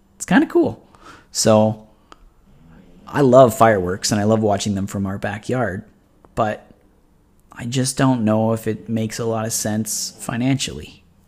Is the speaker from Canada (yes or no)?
yes; Oshawa, Ontario, Canada; I'm from Oshawa